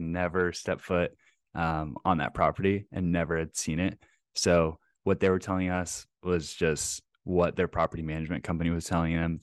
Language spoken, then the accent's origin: English; Plano, Texas, United States; now in Twin Cities, United States; grew up, I'm a Texas boy like yourself. Uh, grew up in North Dallas in, uh, Plano